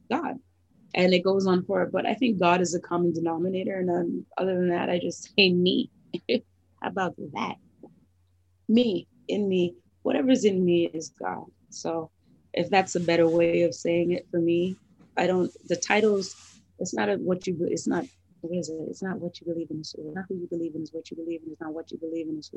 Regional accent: Thornhill, Ontario, Canada; we grew up in Thornhill, so he went to 13 bar mitzvahs.

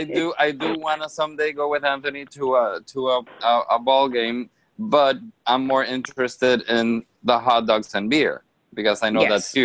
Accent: Honduras; moved away; having, you know, been born and raised in Honduras, I obviously, I'm into the soccer culture

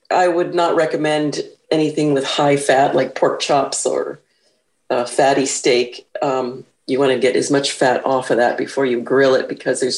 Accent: Northern California, United States; I am from Northern California

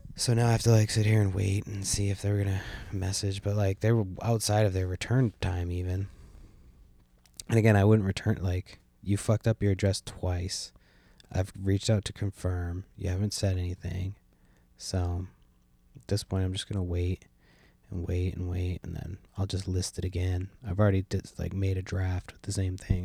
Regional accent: San Francisco, California, United States; now in Washington State, United States; I was born in San Francisco

